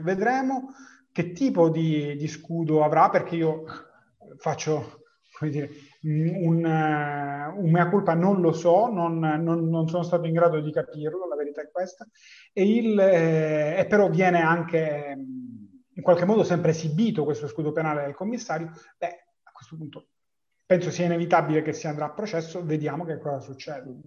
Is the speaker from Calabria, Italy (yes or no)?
no; Palermo, Sicily, Italy; per me che sono palermitano